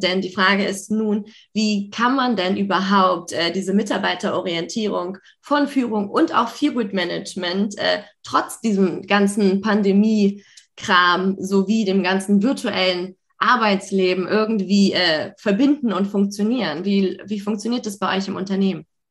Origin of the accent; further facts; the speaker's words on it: Hamburg, Germany; ich komme auch aus Hamburg